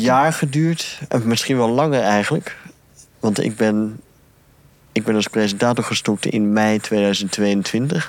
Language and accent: Dutch; Ypres, Flanders, Belgium; ik kom uit Ieper